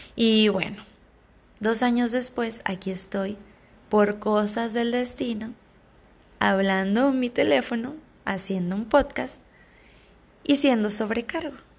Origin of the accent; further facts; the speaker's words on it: Ciudad Obregón, Sonora, Mexico; cercana de la ciudad natal de donde yo soy, yo soy de Ciudad Obregón, Sonora, México, municipio de Cajeme